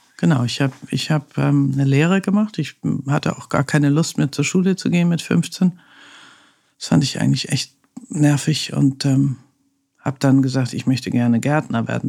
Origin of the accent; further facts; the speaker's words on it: Hamburg, Germany; now in Berlin, Germany; Also ich bin ja Hanseatin, also ich komme ja aus Hamburg